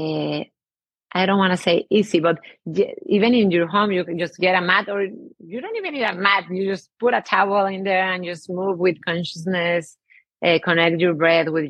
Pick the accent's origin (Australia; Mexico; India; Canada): Mexico; English is a second language; I have an accent. I'm from Mexico